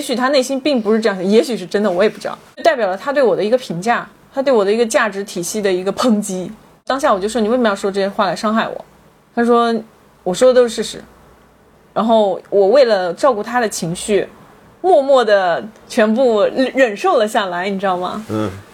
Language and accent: Chinese; Changzhou, Jiangsu, China; moved away as an adult; now in Shanghai, China; 就在我的家乡